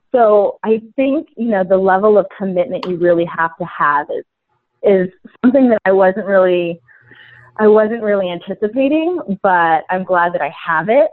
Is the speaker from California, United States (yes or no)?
yes; San Francisco Bay Area, California, United States; I am from the San Francisco Bay Area, born and raised, still here